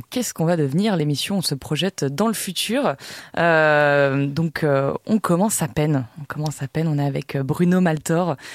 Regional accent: France; je suis française

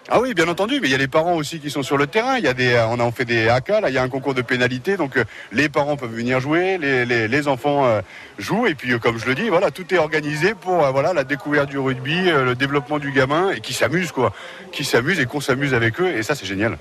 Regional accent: Amiens, Hauts-de-France, France; Je suis né à Amiens

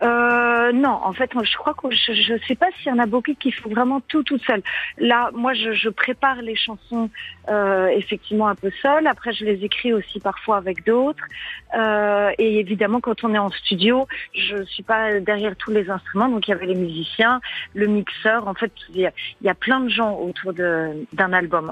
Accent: Paris, Île-de-France, France; je suis complètement parisienne, alors euh, à mon grand regret, j'ai vraiment jamais quitté cette ville

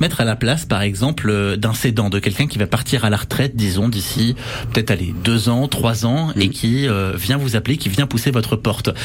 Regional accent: Berry, Centre-Val de Loire, France; chez nous dans le Berry

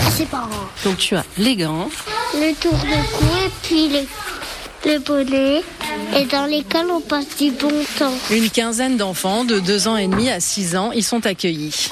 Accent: Germany; now in France; Je viens d'Allemagne

